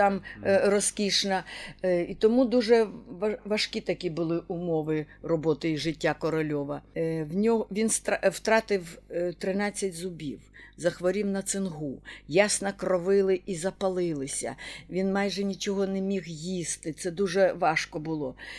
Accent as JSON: {"language": "Ukrainian", "town": "Zhytomyr", "region": "Zhytomyr Oblast", "country": "Ukraine", "said": "ми, Житомиряни"}